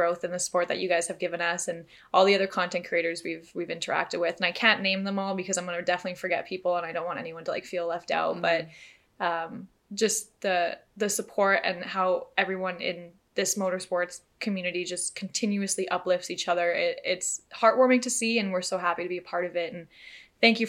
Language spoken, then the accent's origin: English; Canada; we are just two girls from Canada